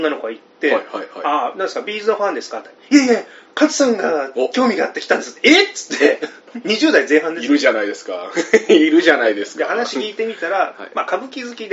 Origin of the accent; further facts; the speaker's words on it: Kitakyushu, Fukuoka, Japan; now in Tokyo, Japan; 僕北九州出身じゃないですか、